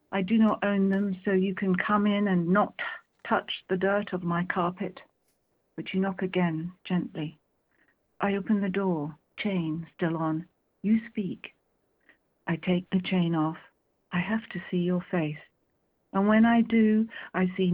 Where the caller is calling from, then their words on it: Marlow, South East England, United Kingdom; I'm calling from Marlow in Buckinghamshire.